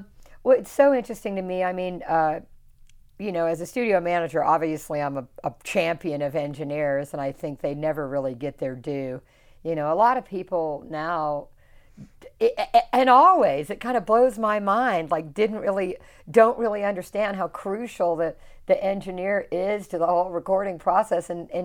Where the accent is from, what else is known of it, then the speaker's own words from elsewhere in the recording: the South, United States; You know, I'm from the South, so I can speak